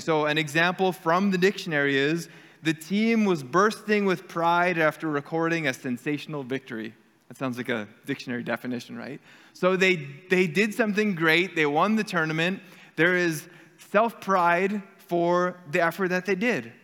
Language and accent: English; Canada; we're Canadian and we are um, Mennonite area here